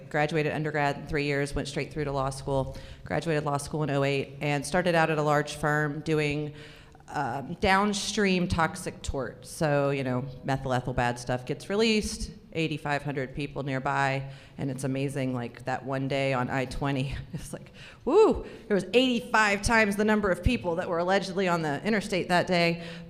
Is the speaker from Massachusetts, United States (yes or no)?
no; Florida, United States; also born or lived in California / Alabama; So I grew up in Florida, California, Alabama.